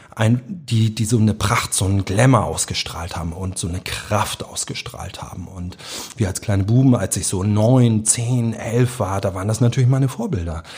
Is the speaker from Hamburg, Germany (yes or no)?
yes; Hamburg, Germany; also born or lived in Berlin; Gesamtschule, hier auf St. Pauli eine, eine Gesamtschule